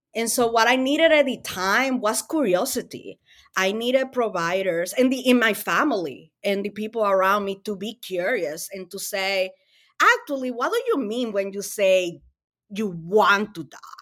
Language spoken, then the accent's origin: English; Dominican Republic; English is a second language; also born or lived in Springfield, Massachusetts; now in United States; I am an immigrant from the Dominican Republic. I moved to the U S fifteen years ago. Um, I didn't know English